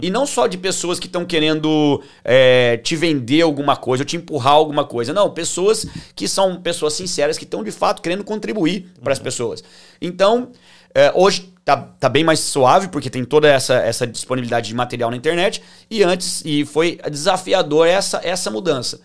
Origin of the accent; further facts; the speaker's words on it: Tupã, São Paulo, Brazil; now in Orlando, United States; eu sou de Tupã